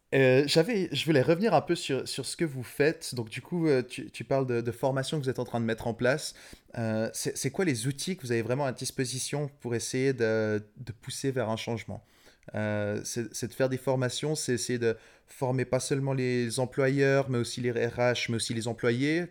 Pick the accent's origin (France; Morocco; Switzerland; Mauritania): Switzerland; je suis suisse donc pas européen